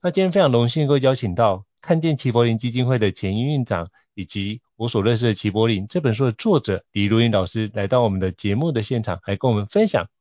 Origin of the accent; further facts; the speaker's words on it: Taiwan; 我对我，我土生土长的这块土地